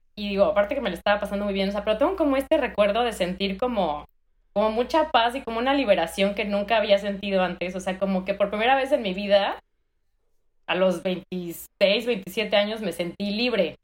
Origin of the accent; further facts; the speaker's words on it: Mexico City, Mexico; moved away as an adult; also born or lived in Bristol, United Kingdom; now in United States; soy de la Ciudad de México, chilanga de corazón y de nacimiento